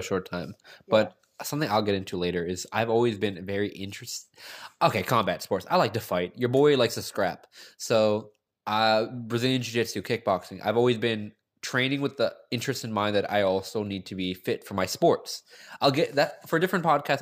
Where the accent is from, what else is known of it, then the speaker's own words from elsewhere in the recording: Gaithersburg, Maryland, United States; I come from this small city called Gaithersburg, Maryland.